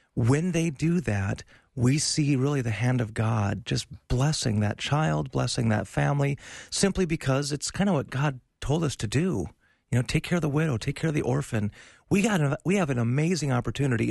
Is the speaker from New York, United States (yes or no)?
no; North Dakota, United States; I grew up in North Dakota.